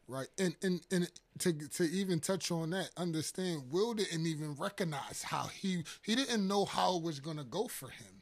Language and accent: English; New York City, New York, United States; I'm originally from Harlem, New York